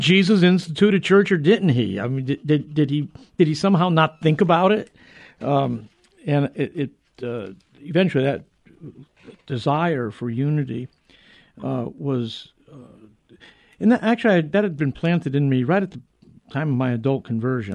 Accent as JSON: {"language": "English", "town": "New Haven", "region": "Connecticut", "country": "United States", "tie": "born or raised there", "said": "the University of New Haven, my hometown"}